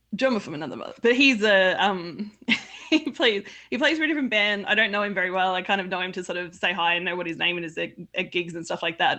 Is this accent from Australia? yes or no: yes; Australia; I'm from Australia